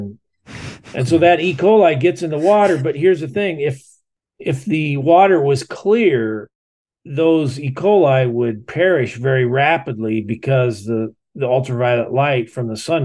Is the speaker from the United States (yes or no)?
yes; Iowa, United States; I grew up in Iowa